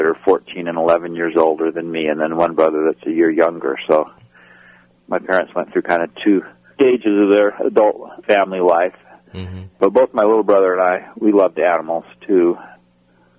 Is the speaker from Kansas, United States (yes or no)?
no; Yakima, Washington, United States; I grew up in Yakima, Washington, which is in the central part of Washington State on the east side of the Cascades